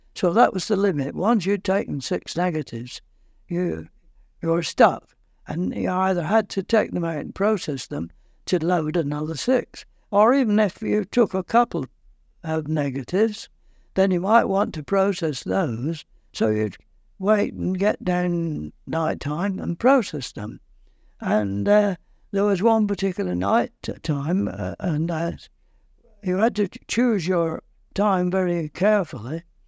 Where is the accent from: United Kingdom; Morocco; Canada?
United Kingdom; Lancashire, North West England; moved away as an adult; also born or lived in Kingston upon Thames, England; now in Port Erin, Isle of Man; I'm not a Londoner, I'm from Lancashire.